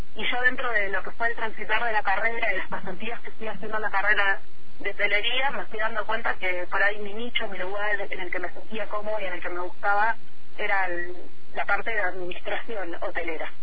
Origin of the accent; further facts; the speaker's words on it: General Roca, Río Negro, Argentina; moved away as an adult; now in Bariloche, Argentina; yo soy nacida en Roca, estuve toda mi infancia allá, soy de, Barrio Nuevo.